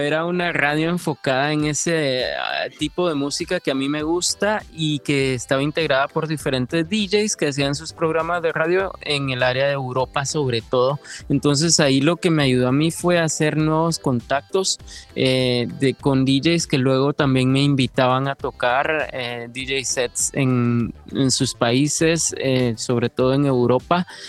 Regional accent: Guatemala; moved away as an adult; now in Sweden; yo sí salí de Guatemala

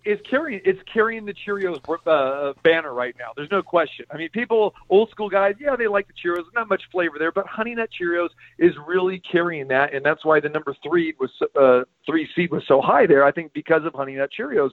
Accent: Sacramento, California, United States; now in Las Vegas, United States; my hometown in Sacramento

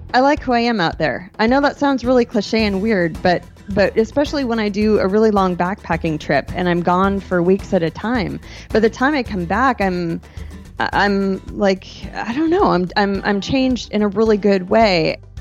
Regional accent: Western Washington, United States; also born or lived in Bellingham, Washington / San Juan Islands, Washington / Marysville, Washington / Seattle, Washington; I grew up in Western Washington

